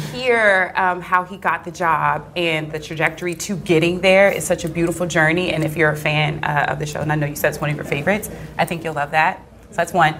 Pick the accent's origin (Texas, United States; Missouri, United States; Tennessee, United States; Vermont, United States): Texas, United States; Houston; I'm from Houston